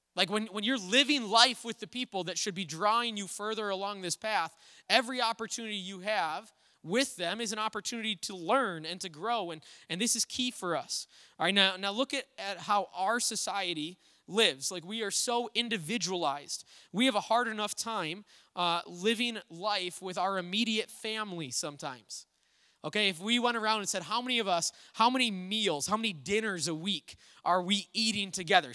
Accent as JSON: {"language": "English", "town": "Little Falls", "country": "United States", "tie": "born or raised there", "said": "the church I grew up at in Little Falls"}